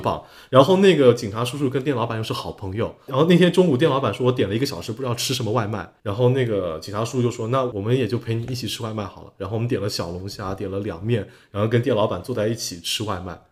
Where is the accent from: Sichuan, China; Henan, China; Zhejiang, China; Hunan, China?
Zhejiang, China; Dongyang; now in Jiaxing, China; 因为我老家东阳嘛，金华东阳